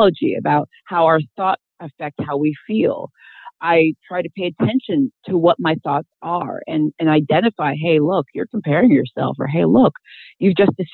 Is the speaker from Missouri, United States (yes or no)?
no; Iowa, United States; I grew up, I was born and raised in Iowa